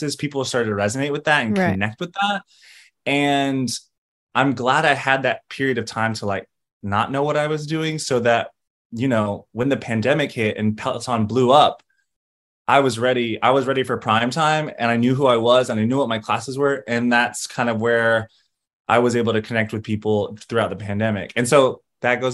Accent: Greensboro, North Carolina, United States; moved away as an adult; also born or lived in Los Angeles, California; now in New York, United States; I was born in Los Angeles. I lived there till I was about 8. Me and my mom and like 3 cats and 2 dogs packed into a Chrysler and like moved across the country in the 90s. And we settled into Greensboro, North Carolina, where I grew up from 8 to 22

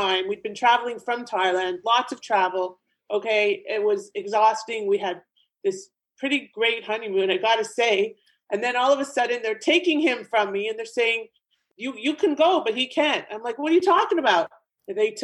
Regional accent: Canada; moved away as an adult; also born or lived in Ontario, Canada / Florida, United States; now in South Florida, United States; I'm originally from Canada myself. I'm here in South Florida now.

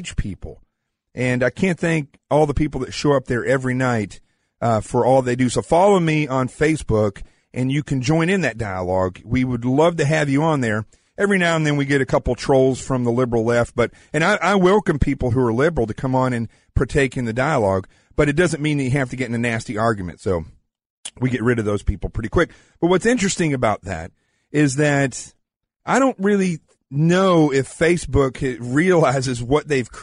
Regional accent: the South, United States; I'm from the South.

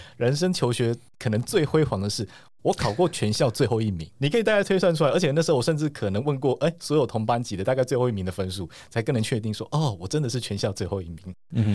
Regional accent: Taiwan; 我是我从台湾来

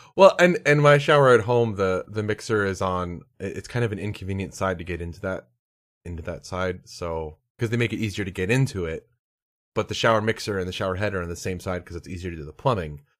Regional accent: Pennsylvania, United States; I grew up in Pennsylvania.

